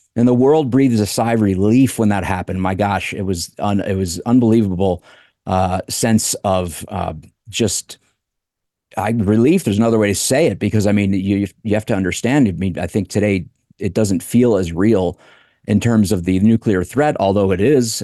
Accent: United States; as an American

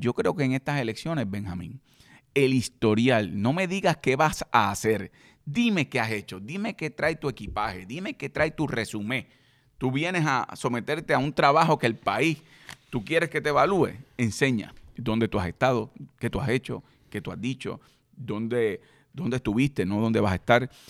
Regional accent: Puerto Rico; yo soy puertorriqueño y creo en la independencia de mi país

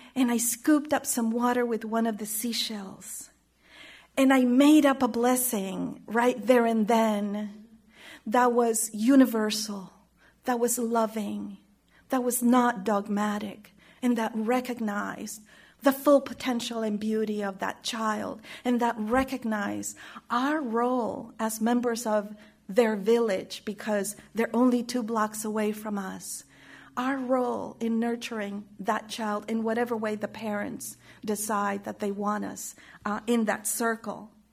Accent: Chile; moved away; my experience of growing up in Chile

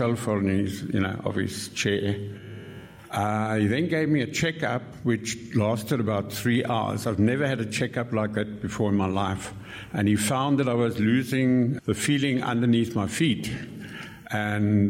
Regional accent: Cape Town, Western Cape, South Africa; also born or lived in Kent, England; now in Salzburg, Austria; I'm from Salzburg, Austria, but as you can hear, I'm actually a Cape Townian, also by heart

